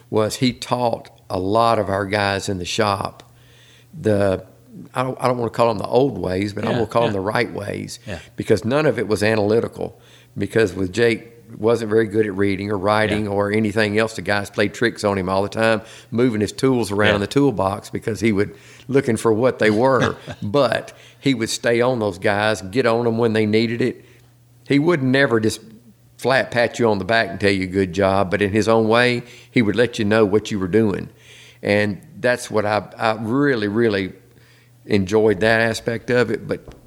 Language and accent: English; Nashville, Tennessee, United States; moved away as an adult; also born or lived in Concord, North Carolina; I was born and raised in Nashville.